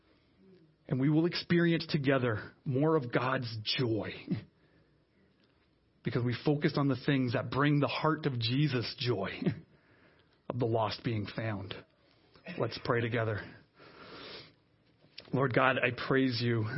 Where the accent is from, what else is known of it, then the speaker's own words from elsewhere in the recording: Canada; now in Ottawa, Canada; we as Canadian Christians, we here in the city of Ottawa